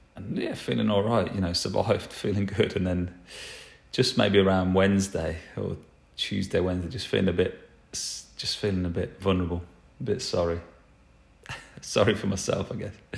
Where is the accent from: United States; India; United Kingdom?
United Kingdom; England; I'm English, uh, we don't really pronounce T's.